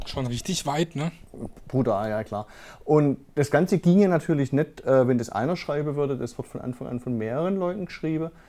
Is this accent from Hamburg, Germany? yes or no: no; Freudenstadt, Baden-Württemberg, Germany; Also ich komme ja aus Freudenstadt, aus dem Dorf von Hinterfreudenstadt.